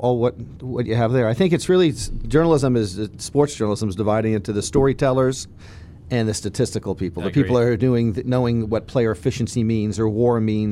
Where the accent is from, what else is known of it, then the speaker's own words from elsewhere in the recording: Florida, United States; growing up in Florida, I've become a Florida State sort of fan.